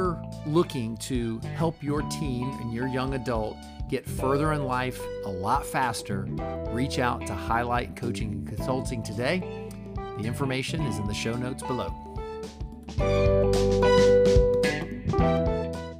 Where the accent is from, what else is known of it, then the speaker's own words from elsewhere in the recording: Gainesville, Florida, United States; now in Orlando, United States; I grew up in Gainesville, so it's just impossible to like Florida State.